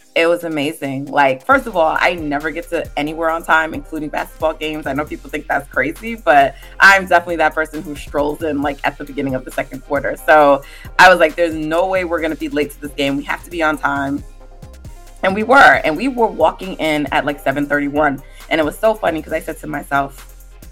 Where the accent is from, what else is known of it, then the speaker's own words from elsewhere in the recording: New York, United States; So I actually live on the East Coast. I'm from New York